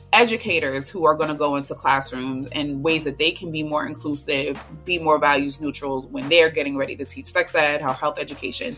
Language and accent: English; New York City, New York, United States; moved away as an adult; also born or lived in Statesboro, Georgia; I'm the girl from Brooklyn